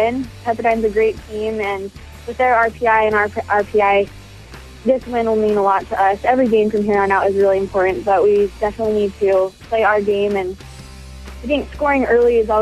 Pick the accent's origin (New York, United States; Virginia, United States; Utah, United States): Utah, United States; Roy; I was born in Roy, and I moved a lot in northern Utah